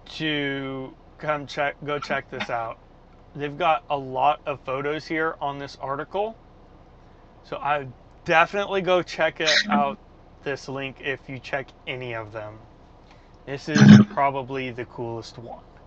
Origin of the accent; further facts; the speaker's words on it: Tulsa, Oklahoma, United States; American Airlines has a huge maintenance base in Tulsa, where I'm from